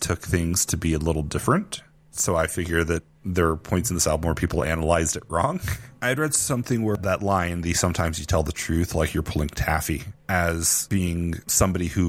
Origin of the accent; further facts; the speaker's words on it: Houston, Texas, United States; growing up in Houston